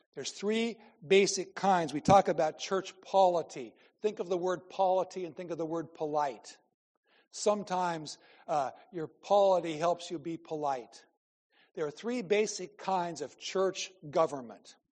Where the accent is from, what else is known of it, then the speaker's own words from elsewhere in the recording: Iowa, United States; I'm from Iowa